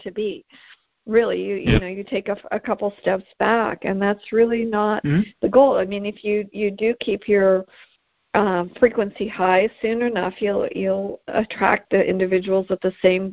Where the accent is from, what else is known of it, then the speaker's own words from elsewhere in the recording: Canada; I'm Canadian